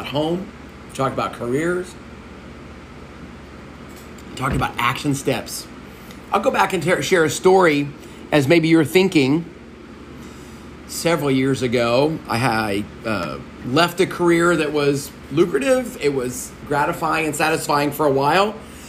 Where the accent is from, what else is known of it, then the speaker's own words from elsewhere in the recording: Texas, United States; I can work at the largest gas station in Texas, which is right in my hometown.